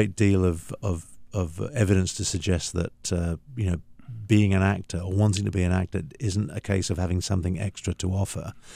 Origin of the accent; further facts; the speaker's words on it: London, United Kingdom; moved away; I grew up born and raised, you know, born, bred and buttered in London, in the UK, and that was home for many, many years.